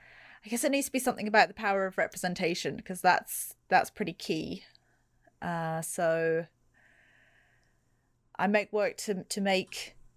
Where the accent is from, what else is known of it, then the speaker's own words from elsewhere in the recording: New Zealand; accent: English; So I live in New Zealand, and I've grown up here. I was born here, and I've always had this weird English accent.